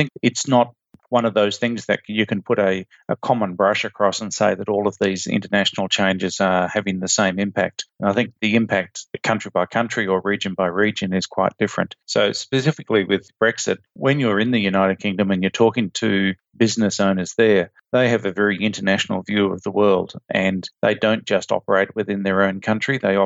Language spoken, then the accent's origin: English; Australia; as an Australian